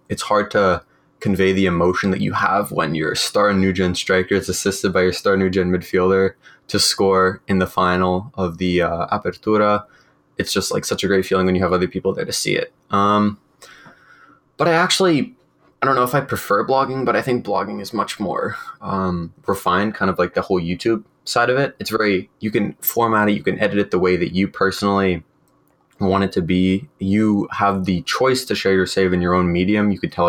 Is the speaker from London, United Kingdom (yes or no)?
yes; London, United Kingdom; born there; I'm partly English, born in London, so not London, Ontario.